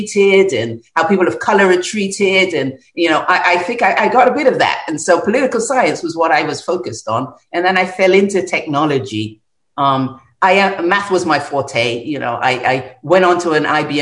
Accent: London, United Kingdom; as a young child, you know, growing up in North London

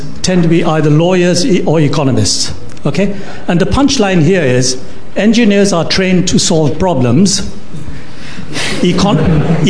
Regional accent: Kolkata, West Bengal, India; moved away as an adult; also born or lived in Shanghai, China / United States; now in United Kingdom; I was born in Shanghai, but I was brought up in Calcutta, and I graduated from IIT Kharagpur.

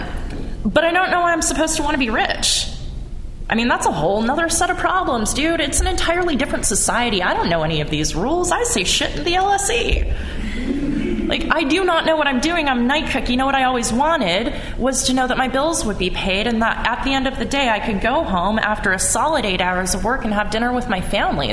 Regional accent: United States; because I am an American.

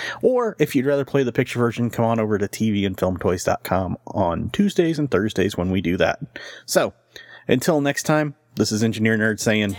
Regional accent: Michigan, United States; growing up in Michigan, I'm a Wings fan.

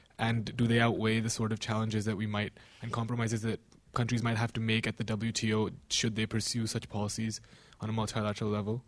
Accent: India; I'm a student here. … I'm Indian.

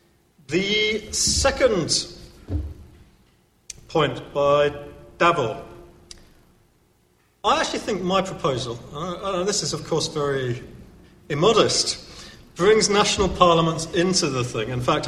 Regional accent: United Kingdom; I'm still comfortable with being British.

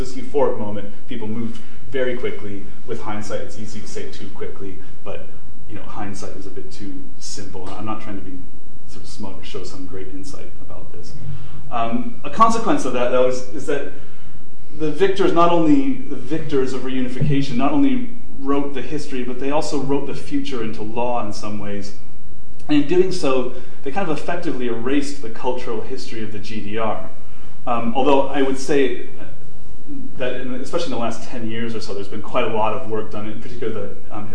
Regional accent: United States; moved away as an adult; now in United Kingdom; I'm an American living in Europe

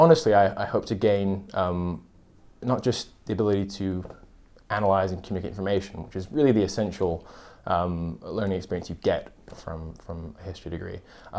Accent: California, United States; also born or lived in United Kingdom; now in London, United Kingdom; I come from California, and I'm studying international relations and history in my second year.

